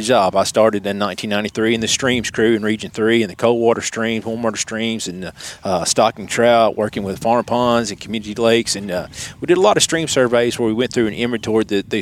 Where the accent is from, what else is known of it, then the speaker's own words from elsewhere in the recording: Nashville, Tennessee, United States; also born or lived in Clarksville, Tennessee; I was born in Clarksville, Tennessee, and then moved to Nashville, grew up in Hermitage on the east side of Nashville